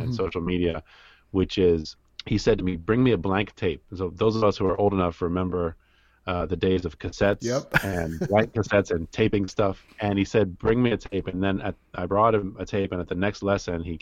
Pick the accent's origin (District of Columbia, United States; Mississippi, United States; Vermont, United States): District of Columbia, United States; Washington; also born or lived in New York; I spent most of my time growing up in Washington, D.C. I was born in New York, but I lived in D.C.